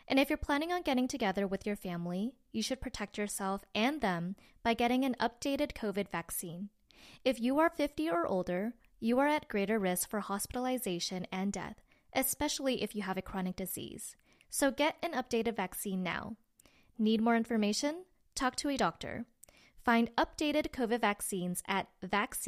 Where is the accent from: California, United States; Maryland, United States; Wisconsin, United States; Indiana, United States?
California, United States; San Francisco; growing up in San Francisco